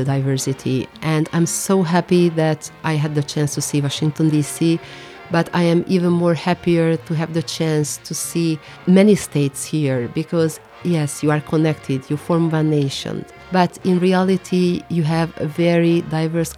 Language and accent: English; Hungary; I come from Hungary, and I am a member of the Hungarian Parliament